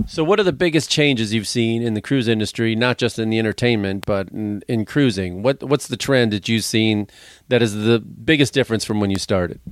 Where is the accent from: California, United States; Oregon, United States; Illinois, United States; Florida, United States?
Illinois, United States; Chicago; I was from Chicago